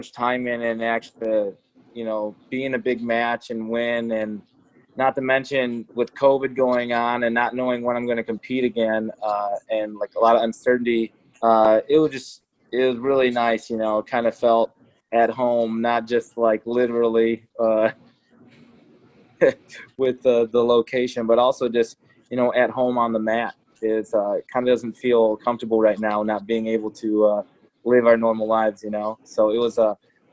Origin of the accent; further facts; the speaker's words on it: Chicago, Illinois, United States; my hometown in Chicago